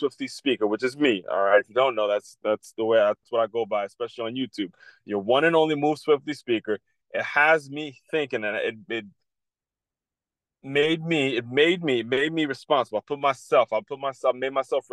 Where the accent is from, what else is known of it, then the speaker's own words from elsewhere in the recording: Silver Spring, Maryland, United States; moved away as an adult; now in West Palm Beach, United States; I grew up in Silver Spring, Maryland. I grew up in the D.C., Maryland area, the DMV.